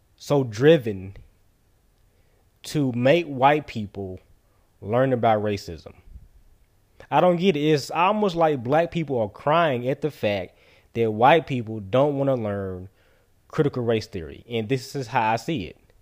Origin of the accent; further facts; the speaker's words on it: United States; As a taxpaying American citizen, as a black man in America